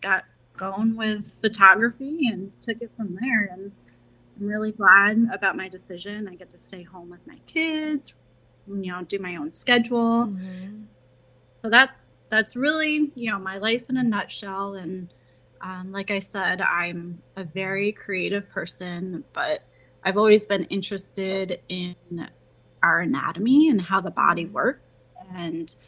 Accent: United States; I grew up in Columbia County. That's where I live now.

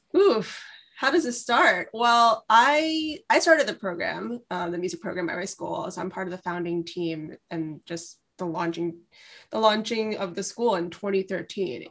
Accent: New York City, New York, United States; I am from Brooklyn, New York. I'm raised here, went through the public school system here

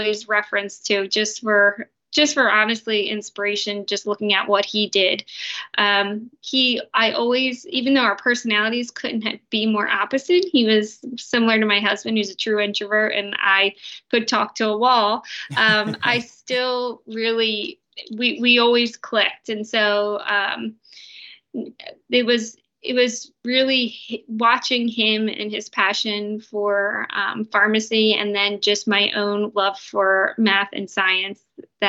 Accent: New Jersey, United States; I'm from New Jersey

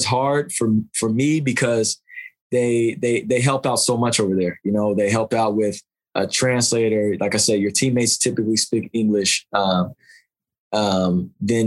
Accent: United States

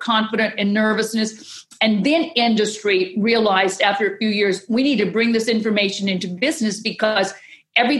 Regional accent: Southwest Louisiana, United States; I'm from Louisiana, so I'm the raging Cajun woman from Southwest Louisiana

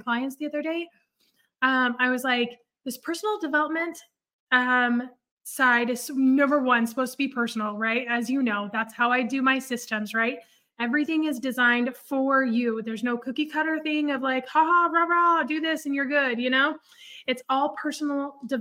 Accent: Oregon, United States; moved away as an adult; also born or lived in California; now in Dallas, United States; I grew up in Oregon. I grew up a little bit in California. Honestly, we moved when I was 13, but I really consider Oregon my home

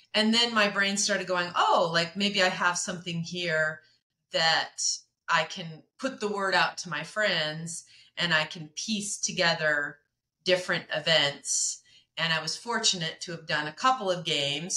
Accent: Medford, Oregon, United States; I grew up in Oregon. I'm an Oregonian, uh, not in Portland

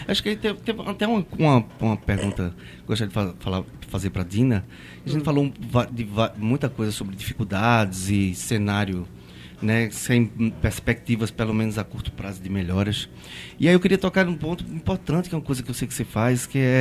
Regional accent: Pernambuco, Brazil; eu sou pernambucano

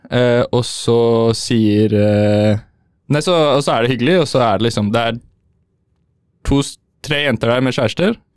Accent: Oslo, Norway; also born or lived in Trøndelag; jeg er fra Oslo også

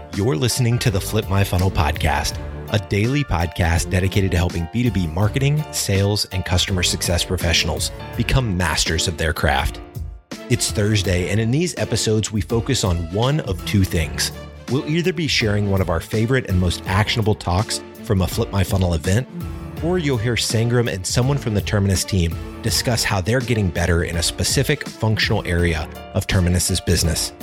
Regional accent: Syracuse, New York, United States; now in Atlanta, United States; Growing up in Syracuse as a young person

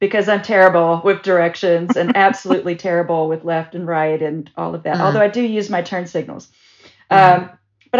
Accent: the rural South, United States; growing up in the South, especially growing up in the rural South

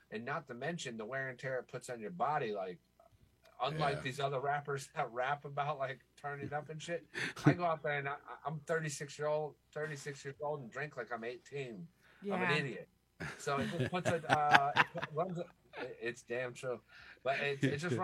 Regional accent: Florida, United States; also born or lived in Michigan; I was born in Michigan. I don't know it, though. Like, I think I was 6 months old when I moved to Florida

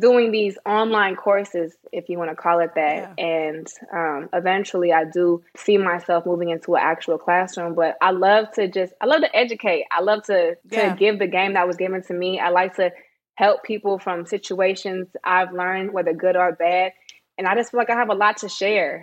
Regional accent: Bay Area, California, United States; also born or lived in Sacramento, California; I'm from the Bay Area, but my dad got married, so we moved to Sacramento

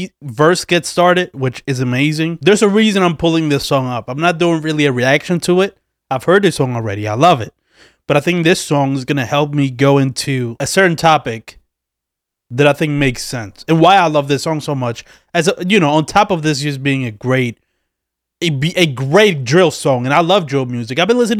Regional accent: Philadelphia, Pennsylvania, United States; Like, I'm from Philly. I am in Philly. I live in Philly.

